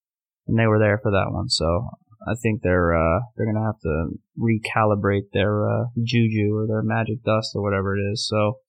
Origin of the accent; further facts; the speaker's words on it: Winter Park, Florida, United States; now in New York City, United States; I grew up in a small town in Florida called Winter Park. right outside Orlando. May as well be Orlando, Central Florida.